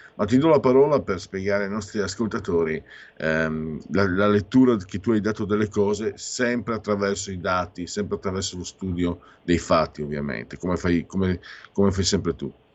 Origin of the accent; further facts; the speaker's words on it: Friuli-Venezia Giulia, Italy; io vengo dal Friuli